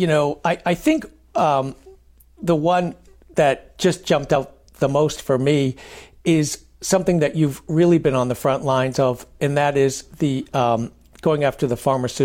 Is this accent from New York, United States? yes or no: no; Maine, United States; I'm from Maine